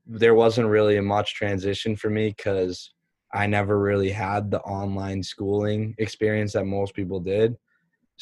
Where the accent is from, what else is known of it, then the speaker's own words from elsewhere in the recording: Massachusetts, United States; growing up in Massachusetts